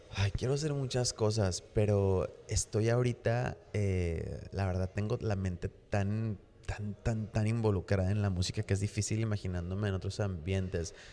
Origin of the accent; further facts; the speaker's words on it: Mexico; uno como mexicano